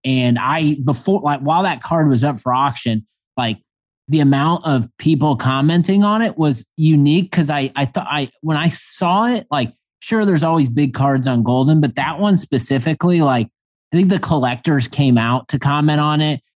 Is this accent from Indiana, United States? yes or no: yes; Indiana, United States; growing up in Indiana